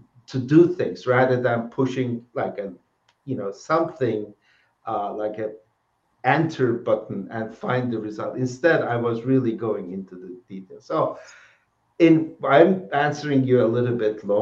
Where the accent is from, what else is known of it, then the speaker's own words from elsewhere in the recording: Turkey; moved away as an adult; I'm originally from Turkey and did my undergraduate in Turkey at a Middle East Technical University